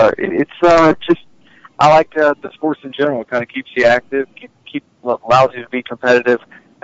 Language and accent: English; Virginia, United States; now in Charlotte, United States; I grew up in Virginia.